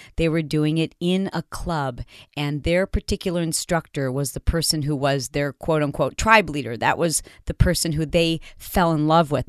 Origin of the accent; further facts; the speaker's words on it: Michigan, United States; also born or lived in Detroit / Fowlerville / Portland, Michigan / Grand Rapids; I grew up in Michigan, born in Detroit, but I lived all over Michigan